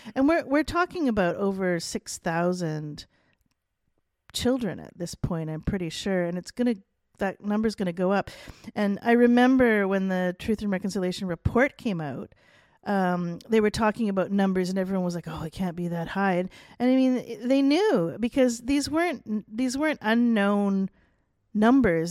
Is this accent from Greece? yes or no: no; Canada; being Canadian